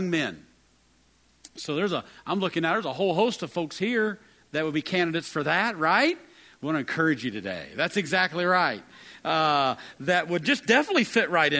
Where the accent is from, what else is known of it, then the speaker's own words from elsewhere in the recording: West Virginia, United States; moved away as an adult; I arrived there from the hills of West Virginia.